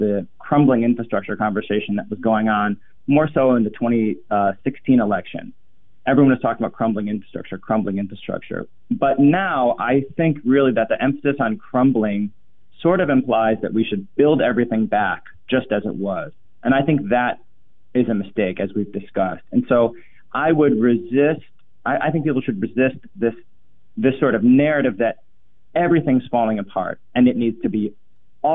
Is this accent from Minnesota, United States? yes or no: yes; Minneapolis, Minnesota, United States; I grew up in Minnesota and Minneapolis